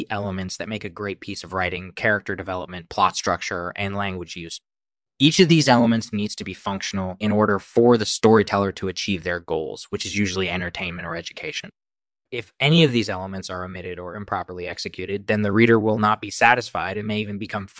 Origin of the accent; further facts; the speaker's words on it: New York City, New York, United States; also born or lived in Bulgaria; Well, I was born in Bulgaria in 1968, and my family immigrated to the United States in the early 1980s. We settled in New York City, where I grew up and began my writing career.